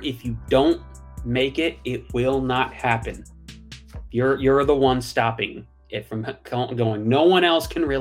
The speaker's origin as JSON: {"language": "English", "region": "Western Massachusetts", "country": "United States", "tie": "born or raised there", "moved": "as an adult", "lives_now": "California, United States", "said": "I'm from Western Mass, but in November I moved to California"}